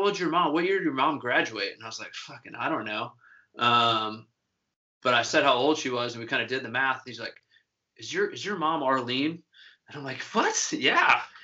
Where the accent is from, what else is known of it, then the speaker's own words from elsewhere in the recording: Minnesota, United States; you're also wearing pretty much a billboard that says I'm from Minnesota with your sweatshirt.